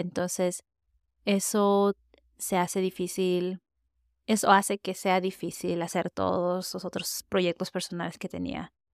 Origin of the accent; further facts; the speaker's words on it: United States; yo crecí en Estados Unidos, hablo español, no diría que lo hago perfecto